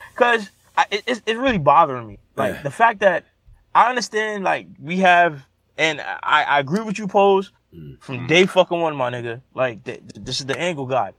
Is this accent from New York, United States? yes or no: yes; New York City, New York, United States; I'm from New Orleans, man. I'm from Brooklyn